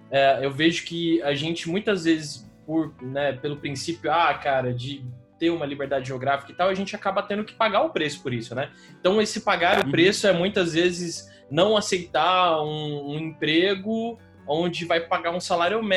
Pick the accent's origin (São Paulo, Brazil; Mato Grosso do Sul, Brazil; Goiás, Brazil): São Paulo, Brazil; eu sou de Sampa, né, eu, eu moro aqui desde sempre, e é que, assim, qualquer rolê, qualquer rolê, assim, para shopping, para o centro, eu moro aqui na Zona Sul e tal